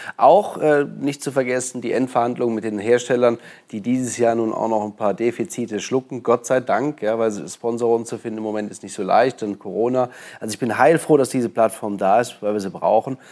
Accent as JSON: {"language": "German", "country": "Germany", "said": "bei uns in Deutschland"}